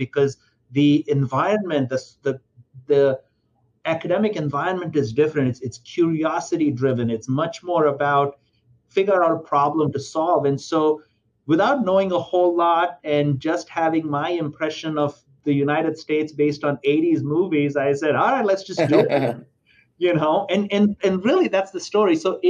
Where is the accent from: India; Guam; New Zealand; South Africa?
India; I was born and raised in India